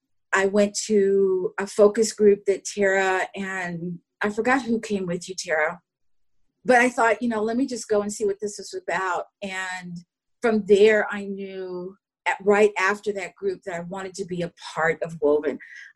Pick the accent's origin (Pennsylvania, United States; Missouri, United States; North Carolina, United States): North Carolina, United States; Charlotte; I am from Charlotte, North Carolina. I am retired Air Force. I did 20 years.